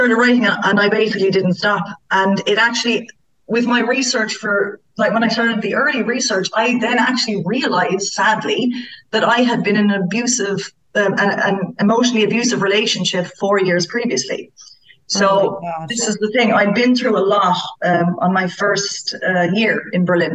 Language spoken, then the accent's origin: English; Ireland; as Irish girls